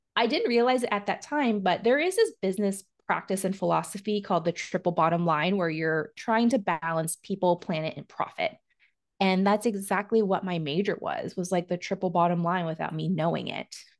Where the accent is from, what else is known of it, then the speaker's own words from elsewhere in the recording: Oregon, United States; I'm from Oregon